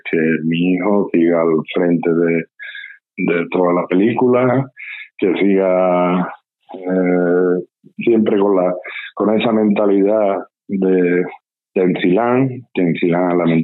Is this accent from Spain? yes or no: yes; Lantejuela, Andalusia, Spain